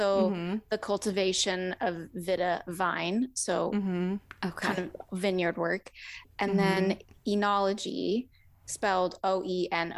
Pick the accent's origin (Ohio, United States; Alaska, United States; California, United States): Alaska, United States; I grew up in Alaska